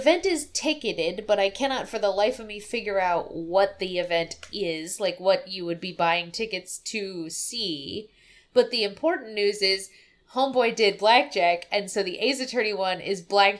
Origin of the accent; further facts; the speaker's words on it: Russia; English is a second language; I'm from Russia.